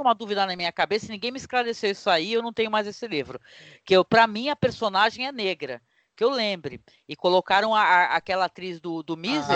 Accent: Santos, São Paulo, Brazil; eu sou daqui da região de Guarujá, Santos

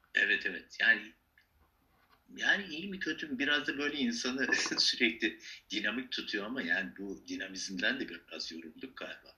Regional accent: Mersin, Turkey; also born or lived in Malatya, Turkey; now in Istanbul, Turkey; Ben Malatya doğumluyum. İşte Mersin'de yetiştim.

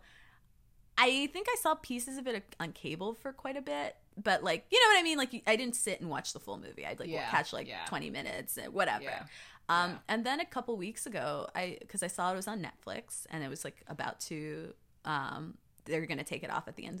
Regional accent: Florida, United States; I was from Florida

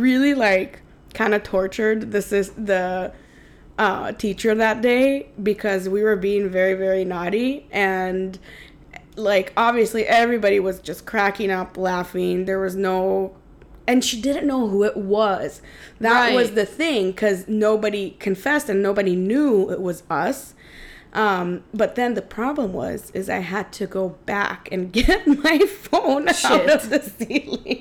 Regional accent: Tel Aviv District, Israel; moved away; I come from Israel where we use the metric system

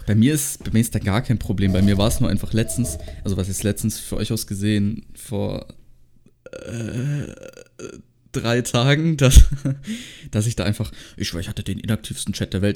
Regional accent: Baden-Württemberg, Germany; bei uns in Baden-Württemberg

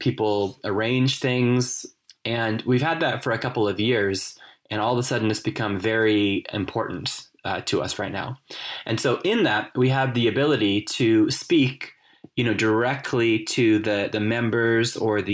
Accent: California, United States; moved away as an adult; now in Cork, Ireland; I grew up in California

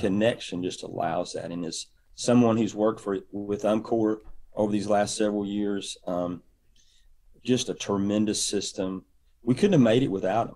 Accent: East Tennessee, United States; moved away as an adult; now in Auburn, United States; I grew up in East, East Tennessee

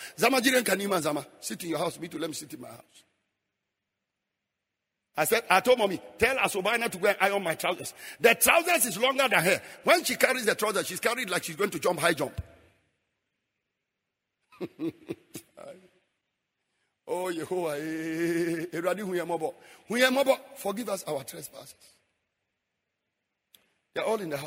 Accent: Frafra, Upper East, Ghana; moved away; also born or lived in Bolgatanga; I'm a frafra from Damol Tindong

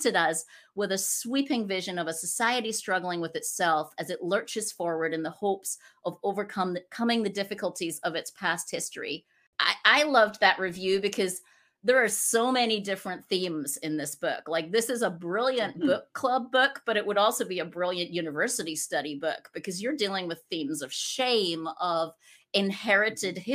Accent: Scotland, United Kingdom; now in United States; I'm originally from Scotland, and now I live in the States, and we're nomads

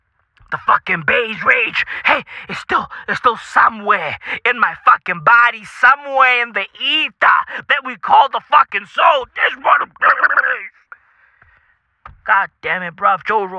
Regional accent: South Africa; Hey, listen, I'm from South Africa, I get it, but I grew up with that bitch as a part of my fucking vocab.

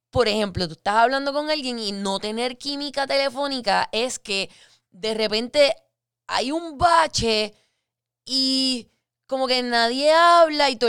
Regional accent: Guaynabo, Puerto Rico; also born or lived in Fajardo; yo soy de Guaynabo nacida y criada, pero también a la misma vez criada en Fajardo, entre Guaynabo y Fajardo.

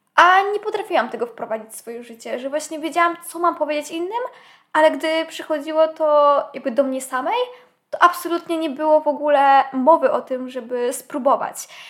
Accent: a village near Kraków, Lesser Poland, Poland; ja niby mieszkając na wsi to nie miałam aż tak źle, bo moja wieś to już nie jest wieś i jest oczywiście kilka, rzut beretem. Rzut beretem, dosłownie 10 minut stąd mamy znak Kraków

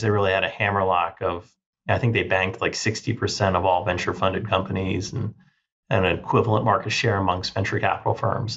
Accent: Northern Virginia, United States; I grew up in Northern Virginia

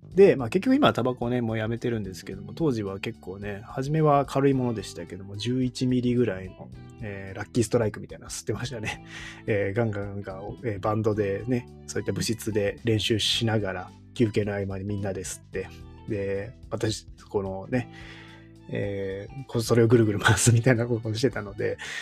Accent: Kyoto, Japan; moved away as an adult; also born or lived in Shiga; 京都の出身なんですけども、京都の高校を出て、えー、滋賀の大学に行った

